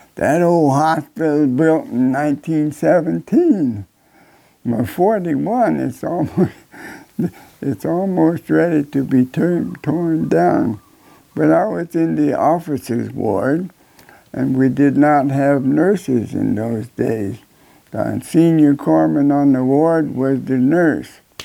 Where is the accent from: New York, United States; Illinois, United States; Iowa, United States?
Illinois, United States; moved away; I came from Illinois